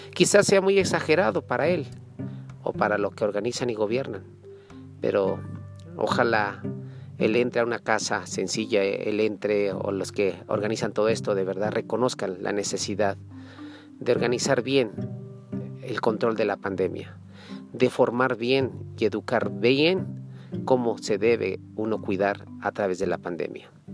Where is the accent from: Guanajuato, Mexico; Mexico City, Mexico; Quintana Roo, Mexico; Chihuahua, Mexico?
Chihuahua, Mexico; Soy parte de Chihuahua, vivo en Pachiniba, ahorita estoy en la ciudad de Chihuahua.